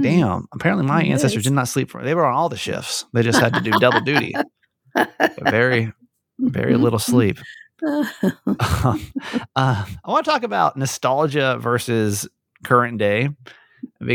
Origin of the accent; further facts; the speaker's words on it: Georgia, United States; I grew up in Georgia. So going to Six Flags Over Georgia was like, it doesn't get much better than that.